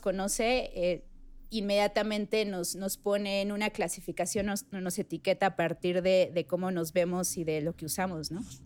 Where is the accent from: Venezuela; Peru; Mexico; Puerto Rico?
Mexico; Mexico City; also born or lived in Puebla; No soy poblana, soy chilanga